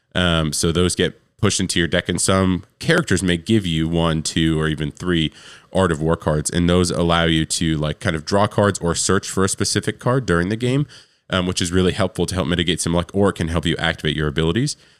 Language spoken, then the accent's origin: English; New York, United States; now in Tennessee, United States; I'm from New York. I live in Tennessee now. And, and where I'm from, we usually didn't finish school till almost the end of June